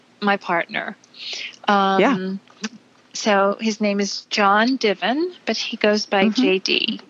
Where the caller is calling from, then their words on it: Charlottesville, Virginia, United States; So I'm calling from Charlottesville, Virginia.